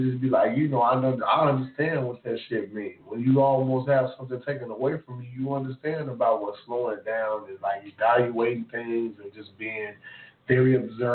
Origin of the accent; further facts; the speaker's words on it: Memphis, Tennessee, United States; I'm from Memphis, Tennessee.